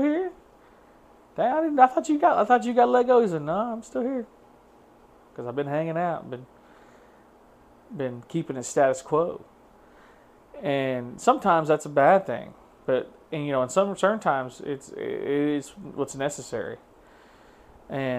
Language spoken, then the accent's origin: English; Tahlequah, Oklahoma, United States; moved away; I come from Tahlequah, Oklahoma